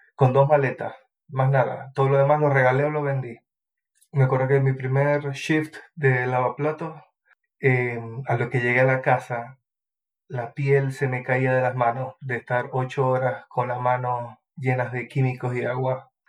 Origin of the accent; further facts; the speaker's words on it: Maracaibo, Zulia, Venezuela; moved away as an adult; now in New Zealand; Yo vengo de Maracaibo, se llama la ciudad, en Venezuela